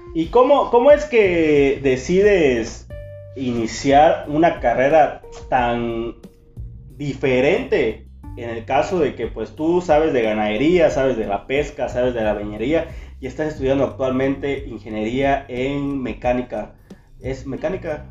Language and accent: Spanish; Chiapas, Mexico; moved away as an adult; now in San Francisco de Campeche, Mexico; Vengo de Chiapas este, más que nada, o sea, mm, en Chiapas, pero en un pueblito. de un pueblo. ajá, de un municipio, pueblo, una comunidad. Una comunidad